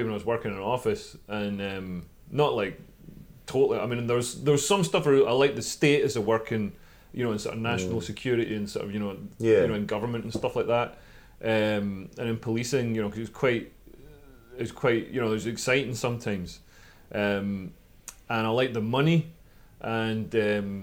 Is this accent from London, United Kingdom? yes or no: no; Scotland, United Kingdom; I'm Scottish comedian